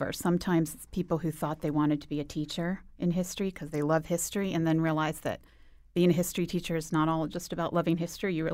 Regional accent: Virginia, United States; also born or lived in Boston / Arizona; now in Connecticut, United States; I moved here from I grew up in Northern Virginia, Boston, then I got here from Arizona. So big circuitous route.

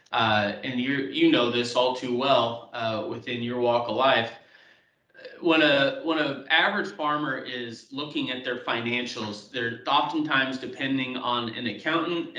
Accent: South Central Kansas, United States; moved away as an adult; also born or lived in Omaha, Nebraska / Iowa; now in Waterloo/Cedar Falls, United States; I grew up in South Central Kansas.

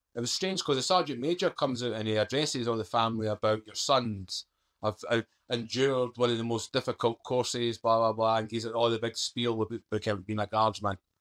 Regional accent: Scotland, United Kingdom; accent: Scottish; moved away; also born or lived in London; I'm a Scottish accent

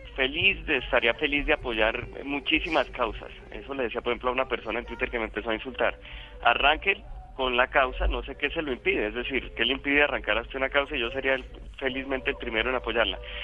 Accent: Colombia

